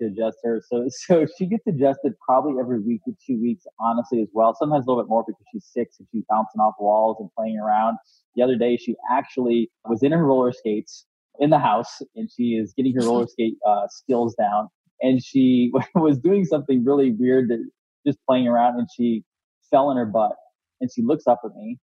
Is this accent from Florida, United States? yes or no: yes; Florida, United States; I'm from Florida